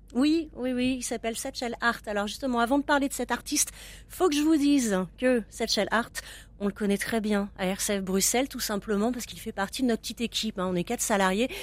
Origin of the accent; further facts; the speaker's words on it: France; now in Brussels, Belgium; je suis française